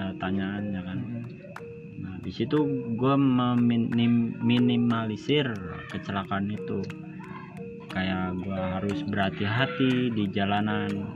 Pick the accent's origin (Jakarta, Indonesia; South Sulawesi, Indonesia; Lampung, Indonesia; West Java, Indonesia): West Java, Indonesia; saya sendiri itu saya dari Jawa Barat